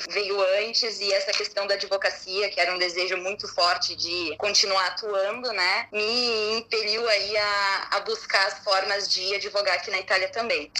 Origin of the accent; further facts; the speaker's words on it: Porto Alegre, Rio Grande do Sul, Brazil; moved away as an adult; now in Bergamo, Italy; eu sou gaúcha de Porto Alegre